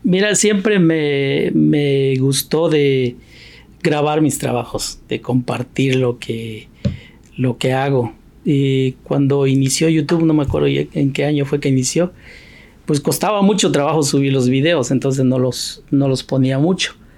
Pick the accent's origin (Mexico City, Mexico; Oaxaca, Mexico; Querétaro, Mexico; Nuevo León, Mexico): Oaxaca, Mexico; moved away as an adult; now in United States; muchos de la gente de mi pueblo, que yo soy oaxaqueño